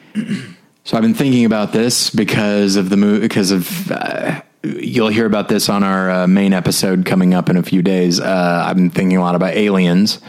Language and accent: English; the South, United States; accent: Southern; my Southern accent